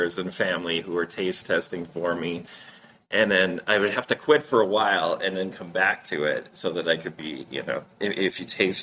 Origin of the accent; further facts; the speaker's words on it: Duluth, Minnesota, United States; my hometown here in Duluth, Minnesota